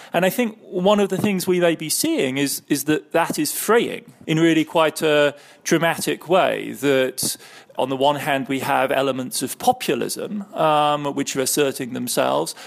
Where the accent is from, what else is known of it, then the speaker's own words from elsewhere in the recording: Heidelberg, Baden-Württemberg, Germany; my childhood in West Germany growing up in Heidelberg in the early seventies